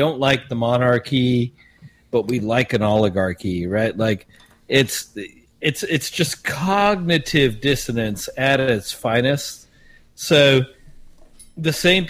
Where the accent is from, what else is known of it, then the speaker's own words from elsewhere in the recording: South Africa; I, being South African